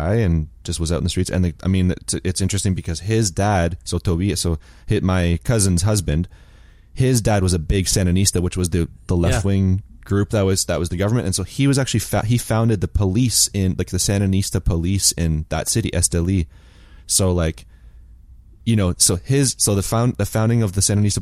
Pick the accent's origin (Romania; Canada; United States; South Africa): Canada; Chatham, Ontario; born or raised there; moved away as an adult